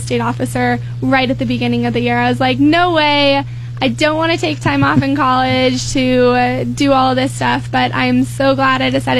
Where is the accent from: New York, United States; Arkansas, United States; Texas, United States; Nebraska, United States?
Nebraska, United States; Arthur County; also born or lived in Mullen, Nebraska; I am from Arthur County originally, but I went to school in Mullen